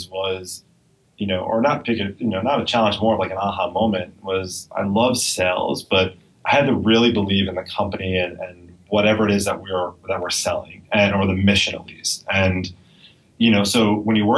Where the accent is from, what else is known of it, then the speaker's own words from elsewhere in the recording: New York, United States; I speak fast. I'm a New Yorker. I'm from here